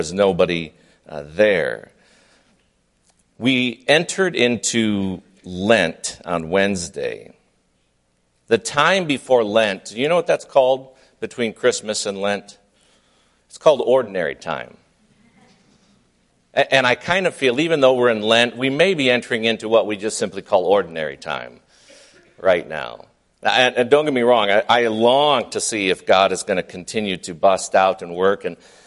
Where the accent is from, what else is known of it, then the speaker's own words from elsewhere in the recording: Flint, Michigan, United States; moved away as an adult; also born or lived in Indiana; growing up in Flint, Michigan